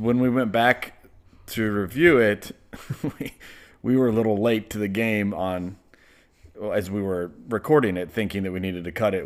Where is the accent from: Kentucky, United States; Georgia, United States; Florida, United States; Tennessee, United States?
Kentucky, United States; Lexington; I was born in Lexington, Kentucky